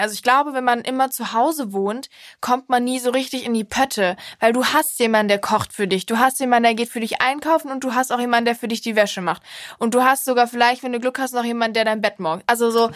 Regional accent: Cologne, North Rhine-Westphalia, Germany; ich komme aus Köln

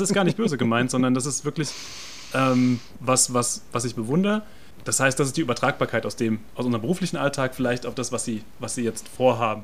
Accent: Frankfurt, Hesse, Germany; als Frankfurter, als Städter

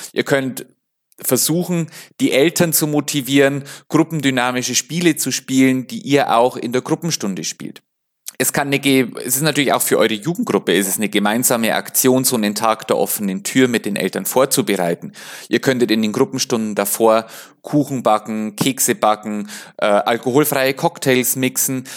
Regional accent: Bavaria, Germany; also ich komme ja aus Bayern

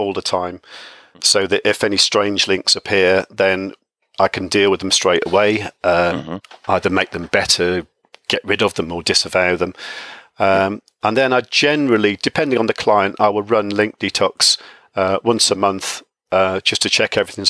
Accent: United Kingdom; I'm from the UK

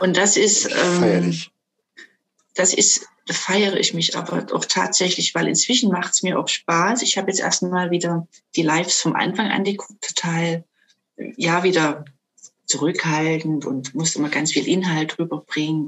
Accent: Dresden, Saxony, Germany; ich komme aus Dresden, bin also waschechte Sächsin.

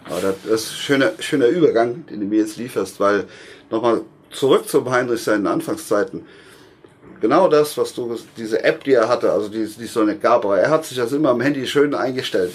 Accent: Westerwald, Rhineland-Palatinate, Germany; bei uns im Westerwald, wo ich eben herstamme

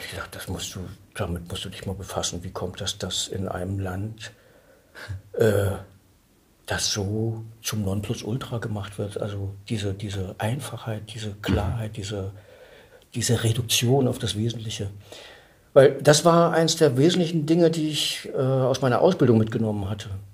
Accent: Mecklenburg-Vorpommern, Germany; ich bin, ich bin Mecklenburger

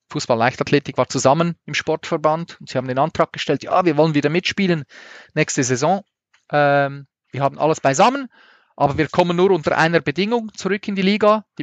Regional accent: Zurich, Switzerland; Und wir waren dort als Zürcher total verhasst.

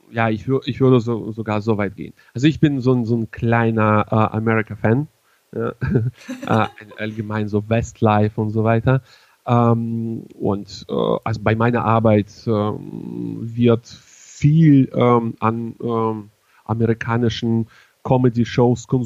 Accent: Hannover, Lower Saxony, Germany; ich komme zwar aus Hannover, bin aber zunächst Bundes, aber dementsprechend auch ja irgendwann auch weltweit unterwegs.

